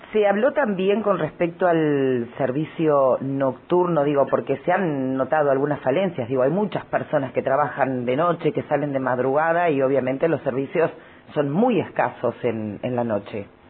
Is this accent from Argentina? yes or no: yes; Argentina; esto que nos sucede como argentinos